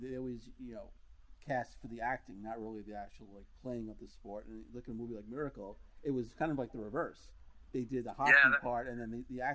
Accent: New York City, New York, United States; also born or lived in Dix Hills, New York; I'm from Queens. I lived in Dix Hills for a couple of years too

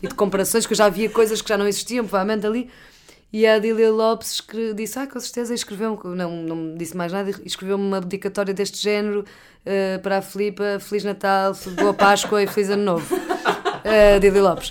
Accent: Porto, Norte, Portugal; moved away as an adult; also born or lived in London; o Porto da minha, da minha, adolescência, minha infância, da minha adolescência

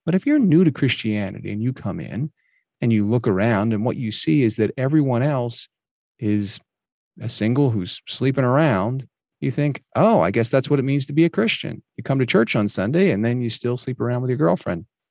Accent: New Jersey, United States; I grew up mostly in New Jersey

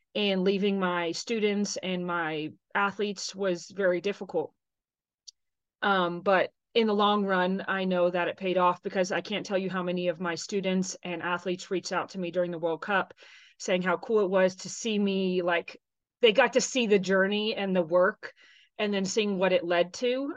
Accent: Texas, United States; moved away as an adult; also born or lived in Tennessee; I'm from Texas originally

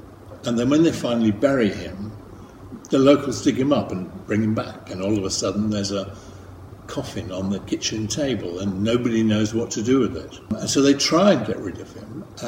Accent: Ireland; moved away as an adult; now in London, United Kingdom; I grew up in Ireland until I came over to England to go to art college. So people in England often think I'm Irish and people in Ireland think I'm English. So I've settled for London Irish.

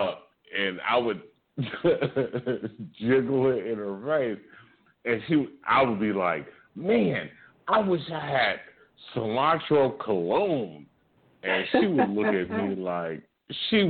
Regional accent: California, United States; I'm from California.

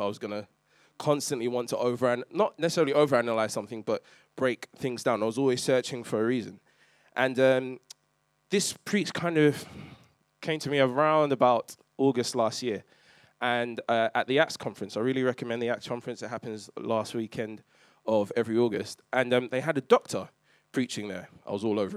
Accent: London, United Kingdom; I grew up in East London

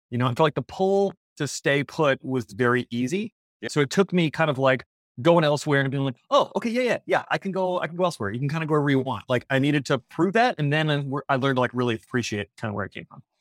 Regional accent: Tennessee, United States; also born or lived in Kentucky; Yeah, I was born in Kentucky. Most of my family's from Kentucky, but I uh, would move to Tennessee just outside Nashville when I was about a year and a half. And so that's really where I grew up until I went to college.

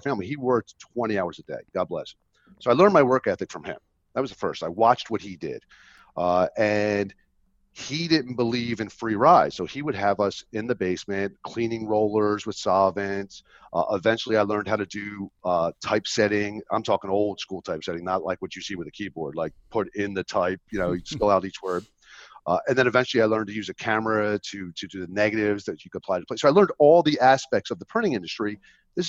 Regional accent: Philadelphia area, New Jersey, United States; I grew up in South Jersey, in the Philadelphia area

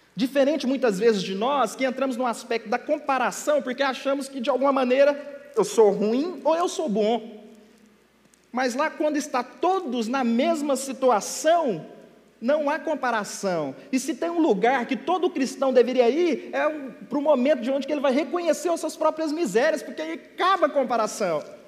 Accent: Minas Gerais, Brazil; eu sou mineiro, uai. E lá a nossa comida é bem peculiar

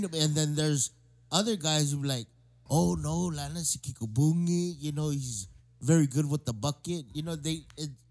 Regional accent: Inarajan, Guam; I'm actually from Inaran, and I went to school in Inaran High.

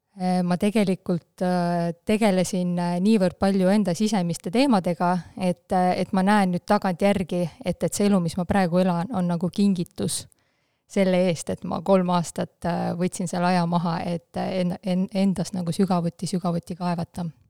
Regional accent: Haapsalu, Lääne County, Estonia; first language Russian; Estonian is a second language; mina olen pärit väiksest linnast, Haapsalust, ja tegelikult täiesti äh, venekeelsest perest

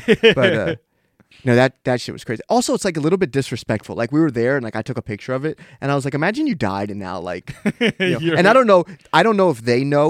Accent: Washington, District of Columbia, United States; And I'm from here.

